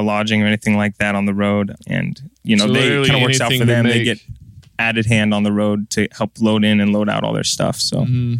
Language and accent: English; Washington, United States; now in Nashville, United States; We're a two-man group. We're from Washington State, currently based out of Nashville.